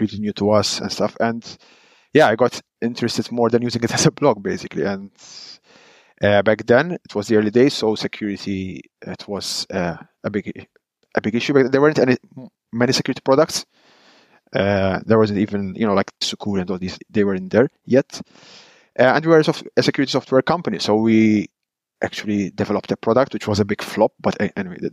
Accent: Malta; now in Netherlands; I am Maltese. I come from Malta, but I live in the Netherlands.

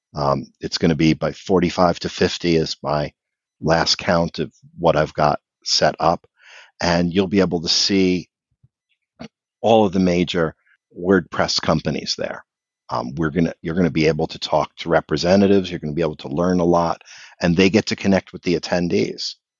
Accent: Philadelphia, Pennsylvania, United States; I'm from the Philadelphia area

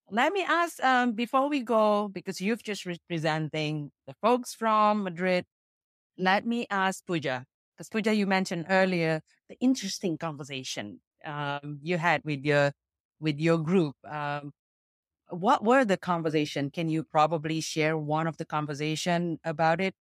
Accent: Jakarta, Indonesia; I'm from Jakarta, Indonesia

